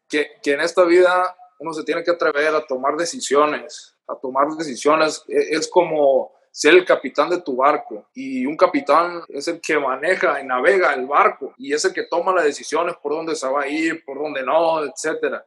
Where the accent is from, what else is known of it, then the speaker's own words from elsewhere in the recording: Culiacán, Sinaloa, Mexico; moved away as an adult; also born or lived in Los Angeles; Culiacán, de donde yo soy